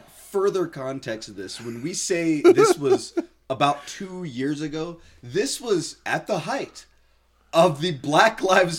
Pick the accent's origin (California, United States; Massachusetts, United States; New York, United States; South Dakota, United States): California, United States; Southern; now in Delta, Utah, United States; And Eric and I grew up together in Southern California. I'm originally from Southern California.